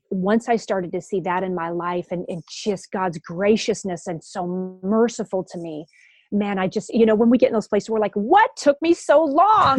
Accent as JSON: {"language": "English", "town": "Grand Rapids", "region": "Michigan", "country": "United States", "tie": "born or raised there", "said": "my church when I was growing up in Grand Rapids, Michigan"}